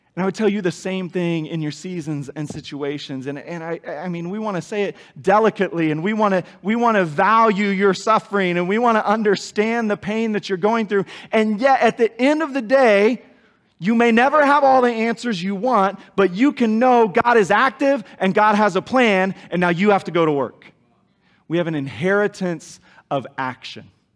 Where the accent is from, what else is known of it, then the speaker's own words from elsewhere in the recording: Kansas, United States; moved away; I knew Larry and Sharon when I was growing up in Kansas